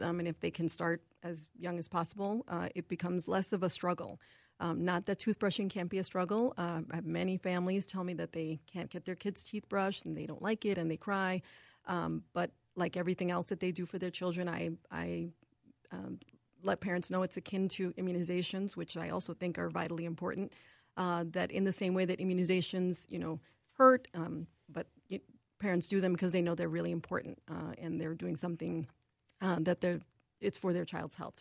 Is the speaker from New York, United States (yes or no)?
yes; New York City, New York, United States; moved away as an adult; also born or lived in Buffalo, New York; now in Minnesota, United States; I'm actually originally from New York City